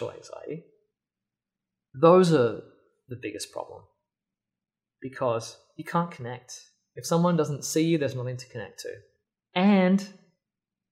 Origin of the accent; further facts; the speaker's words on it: Australia; moved away; I grew up in Australia, for the most part.